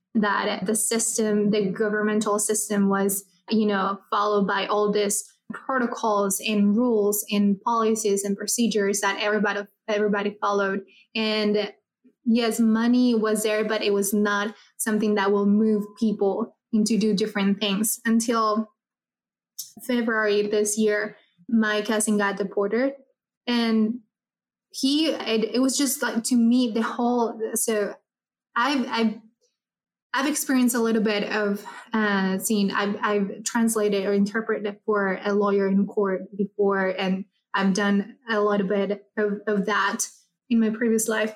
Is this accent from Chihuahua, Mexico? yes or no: yes; Ciudad Juárez, Chihuahua, Mexico; I come from from Juarez, Chihuahua